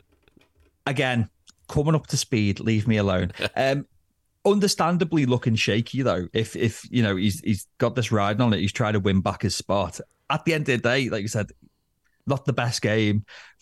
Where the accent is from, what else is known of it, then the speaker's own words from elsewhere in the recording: Northern England, United Kingdom; as Northern English men who love a moan, we'll still find ways to complain about it